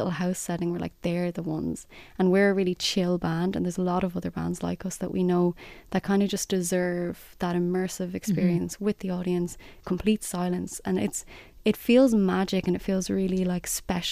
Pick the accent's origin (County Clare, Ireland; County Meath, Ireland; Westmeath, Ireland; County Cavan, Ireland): County Clare, Ireland; I'm from County Clare